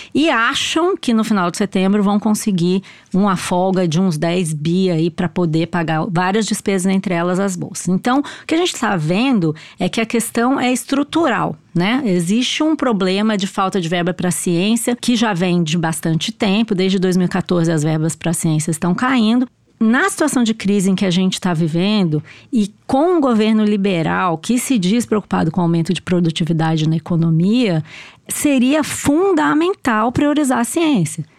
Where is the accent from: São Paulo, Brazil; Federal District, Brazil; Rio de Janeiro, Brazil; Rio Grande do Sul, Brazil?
São Paulo, Brazil; Cruzeiro; moved away; lá em Cruzeiro, na minha terra, lá no interior de São Paulo